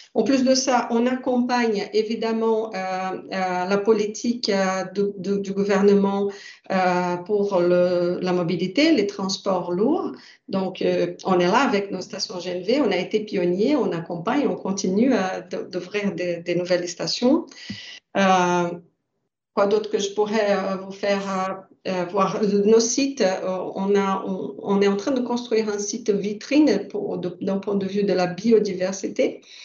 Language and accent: French; Brazil; now in France; ma culture, je suis brésilienne, donc euh, je viens euh, d'un pays nouveau